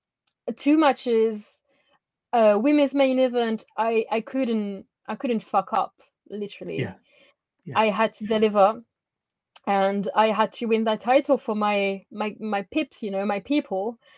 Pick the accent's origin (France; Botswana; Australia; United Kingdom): France; As French people, as French wrestlers, and I grew up seeing women in France.